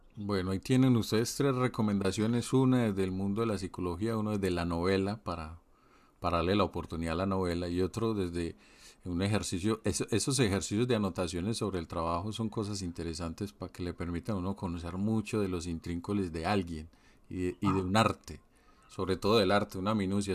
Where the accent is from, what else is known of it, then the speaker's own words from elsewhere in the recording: Colombia; moved away; Yo como colombiano que vivo en el exterior